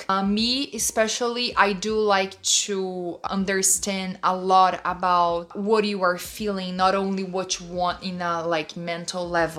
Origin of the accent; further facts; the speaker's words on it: São Paulo, Brazil; English is a second language; moved away; Oh, Sao Paulo.